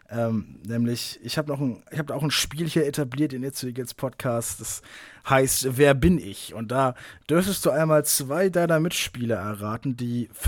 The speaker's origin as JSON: {"language": "German", "town": "Kiel", "region": "Schleswig-Holstein", "country": "Germany", "tie": "born or raised there", "said": "Die danach wäre, meine Heimatstadt ist Kiel."}